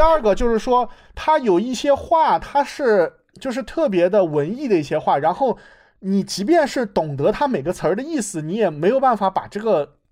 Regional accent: United States; also born or lived in China; 作为一个在美国成长，啊， 在美国接受教育的人

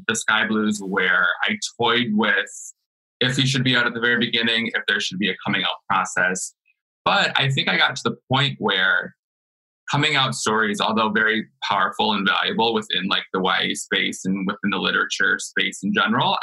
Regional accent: Clio, Michigan, United States; I am from Clio, Michigan

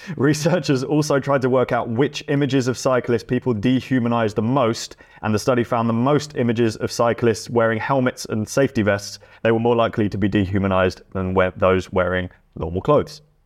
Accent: England, United Kingdom; being English

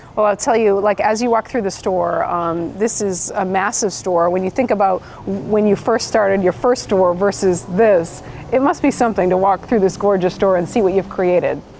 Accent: South of Boston, Massachusetts, United States; I'm an Irish South of Boston girl

